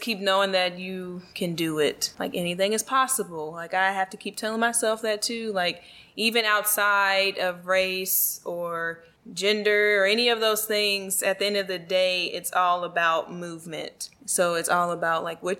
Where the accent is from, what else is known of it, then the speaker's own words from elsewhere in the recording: Virginia, United States; that's like my parents' hometown. My hometown too.